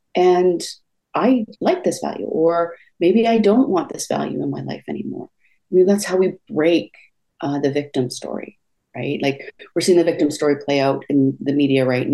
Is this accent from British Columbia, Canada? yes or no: yes; Enderby, British Columbia, Canada; I grew up in Western Canada.